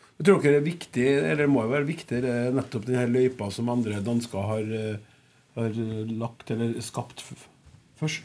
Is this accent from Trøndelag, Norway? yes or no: yes; Klæbu, Trøndelag, Norway; Jeg er jo landkrabbe fra Klæbu